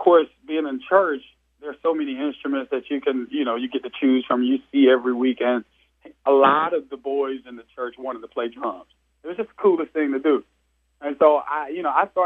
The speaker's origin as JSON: {"language": "English", "region": "Georgia", "country": "United States", "said": "I'm from Georgia"}